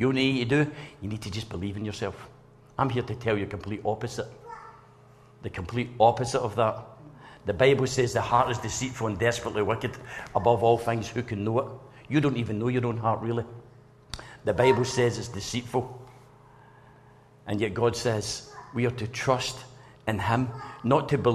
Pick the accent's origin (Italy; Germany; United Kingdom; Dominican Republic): United Kingdom; Blantyre, Scotland; I came from Blantyre